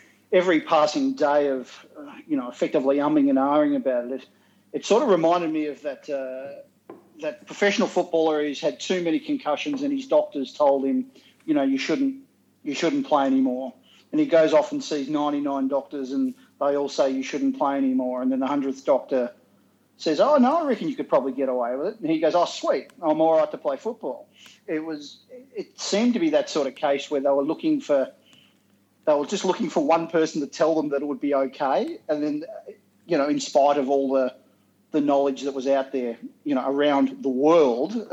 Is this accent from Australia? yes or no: yes; Australia; I reckon I'm pretty qualified as an Australian to know how Australians react to things